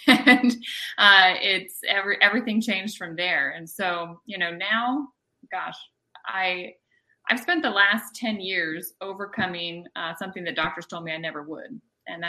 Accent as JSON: {"language": "English", "area": "right outside of Annapolis", "region": "Maryland", "country": "United States", "tie": "born or raised there", "moved": "as an adult", "lives_now": "Florida, United States", "said": "I was born and raised in Maryland, right outside of Annapolis"}